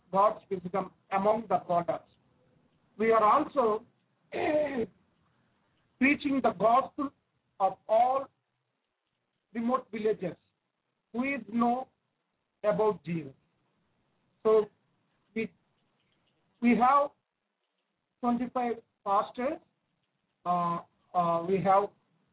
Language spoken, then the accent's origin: English; Andhra Pradesh, India; I am from Andhra Pradesh, India